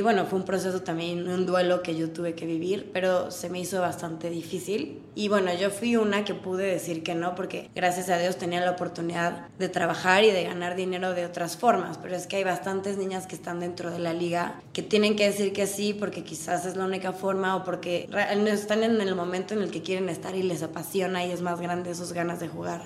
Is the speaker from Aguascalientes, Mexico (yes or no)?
no; Puebla, Mexico; also born or lived in United States; Soy muy mexicana. Entonces no existía, soy de Puebla